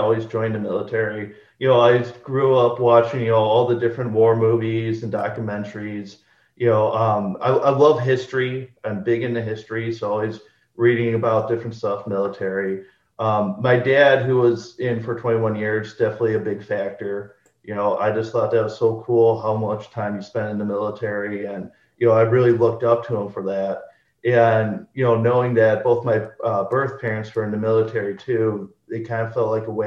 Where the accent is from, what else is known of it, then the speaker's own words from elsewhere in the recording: Waukesha, Wisconsin, United States; I was born and raised in Wisconsin. I grew up in Waukesha.